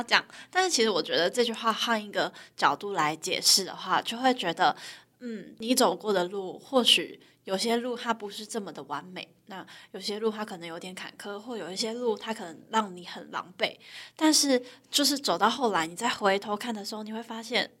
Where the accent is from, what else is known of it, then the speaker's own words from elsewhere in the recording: Tainan, Taiwan; moved away as an adult; also born or lived in Taipei; 因为我是台南人